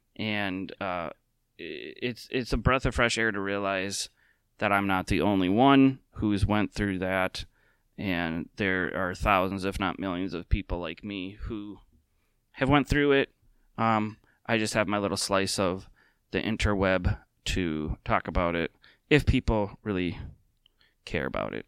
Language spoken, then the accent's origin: English; Minnesota, United States; as a lifelong Minnesotan